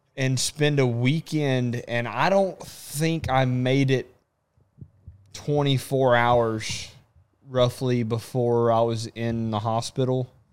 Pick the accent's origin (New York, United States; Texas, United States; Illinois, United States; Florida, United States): Texas, United States; I'm from Texas